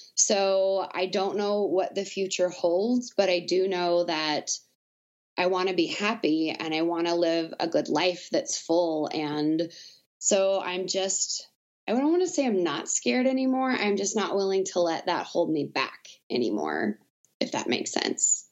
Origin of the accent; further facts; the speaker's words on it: Southwest Arkansas, United States; moved away as an adult; also born or lived in Lincoln, Nebraska / Omaha, Nebraska; I grew up in uh, Southwest Arkansas on the border of Texas